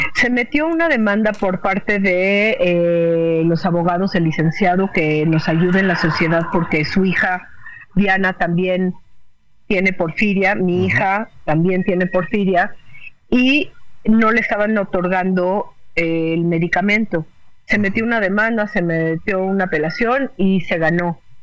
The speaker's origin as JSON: {"language": "Spanish", "country": "Mexico", "said": "como mexicanos"}